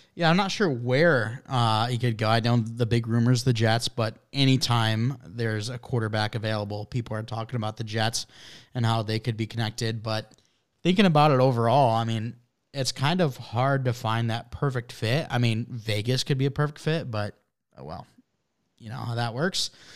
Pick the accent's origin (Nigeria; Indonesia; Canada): Canada; I'm from Canada